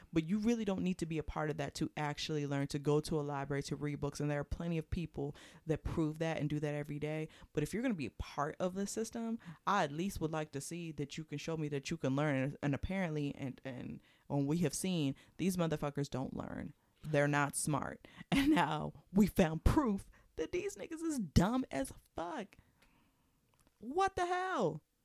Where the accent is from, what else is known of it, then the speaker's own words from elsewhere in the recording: Prince George's County, Maryland, United States; moved away; I haven't been back in years to my hometown.